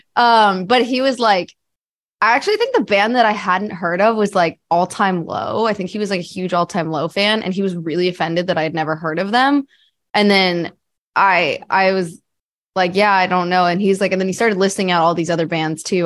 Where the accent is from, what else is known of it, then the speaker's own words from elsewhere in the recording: New Jersey, United States; I grew up in New Jersey